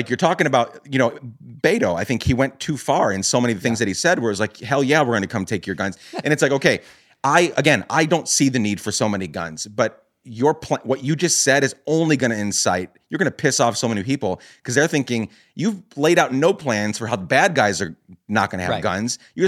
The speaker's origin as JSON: {"language": "English", "country": "Guatemala", "tie": "born or raised there", "said": "I grew up in Guatemala during the years that the Civil War there was ending, late 1990s."}